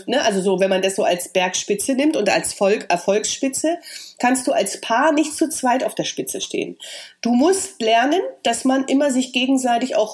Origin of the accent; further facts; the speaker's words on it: East Germany, Germany; Und vielleicht war das auch mein Ossi-Charakter